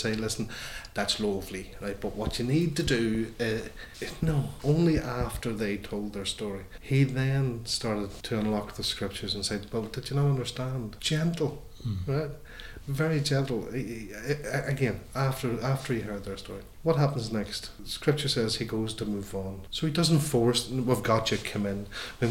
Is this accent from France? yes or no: no; Ireland; as Irish Catholics